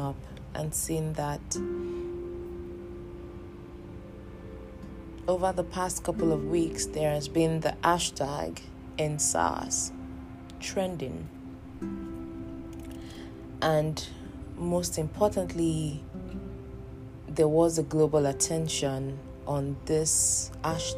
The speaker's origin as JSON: {"language": "English", "country": "Nigeria", "moved": "yes", "said": "I am in the diaspora and I am a Nigerian"}